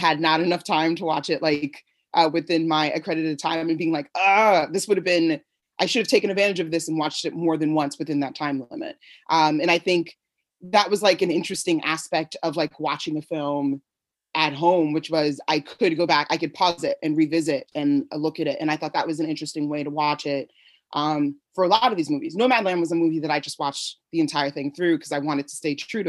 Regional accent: New York, United States; I'm from New York

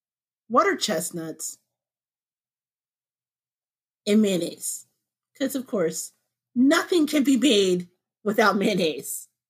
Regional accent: Midwest, United States; Now, I'm a Black woman in her 40s, but I was born and bred in the Midwest, okay? Apple picking, rollerblading, my junior high was the middle of a freaking cornfield.

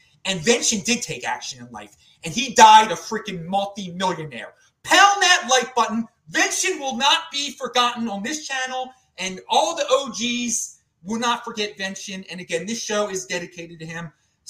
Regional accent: Baltimore, Maryland, United States; I'm from Baltimore

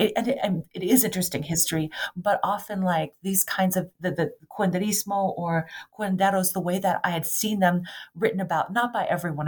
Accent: Rochester, Minnesota, United States; also born or lived in Des Moines, Iowa; mostly I grew up in my high school years and, and grade school years in Rochester, Minnesota

